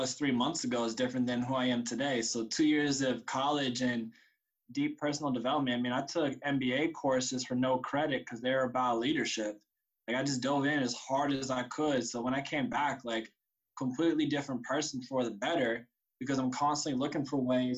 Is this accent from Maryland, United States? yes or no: no; Sacramento, California, United States; also born or lived in San Francisco, California / San Diego, California; I grew up in San Francisco and then Sacramento.